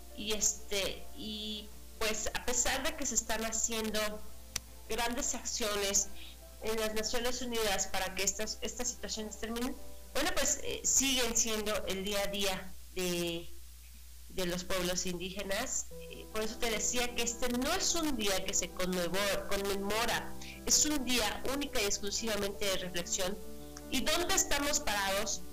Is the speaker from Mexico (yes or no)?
yes; Mexico; como mexicanos